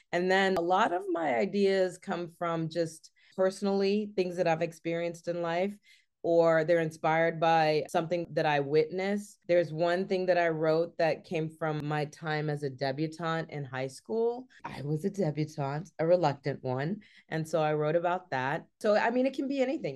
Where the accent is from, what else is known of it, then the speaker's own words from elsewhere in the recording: Richmond, Virginia, United States; the Richmond International Film Festival is a great film festival, and it's in my hometown